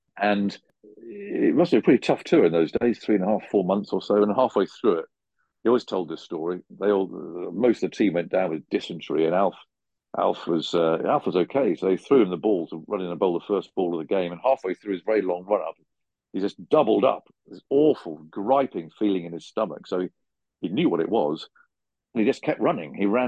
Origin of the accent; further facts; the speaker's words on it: Macclesfield, North West England, United Kingdom; I was born in Macclesfield.